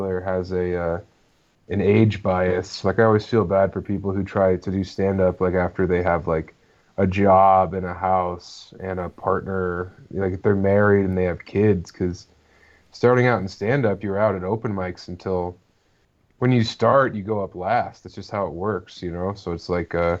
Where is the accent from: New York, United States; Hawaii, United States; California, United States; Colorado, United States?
Colorado, United States; I started in Denver, born and raised in Colorado